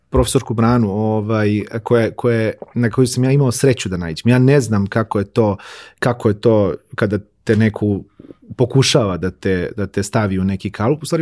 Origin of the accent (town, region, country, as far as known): Požega, Zlatibor District, Serbia; born or raised there